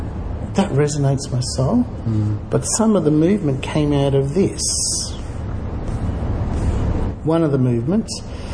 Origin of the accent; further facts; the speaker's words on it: Darwin, Northern Territory, Australia; also born or lived in Brisbane; Darwin, Brisbane.